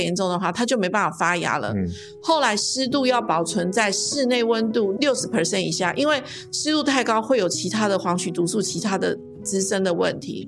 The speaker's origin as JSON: {"language": "Chinese", "town": "Zhutian", "region": "Pingtung County", "country": "Taiwan", "tie": "born or raised there", "moved": "as an adult", "said": "我们的故乡竹田这个地方"}